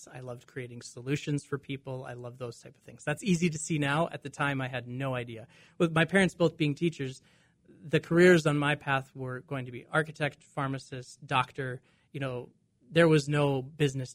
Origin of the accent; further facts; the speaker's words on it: Dickinson, North Dakota, United States; I grew up in Western North Dakota in Dickinson.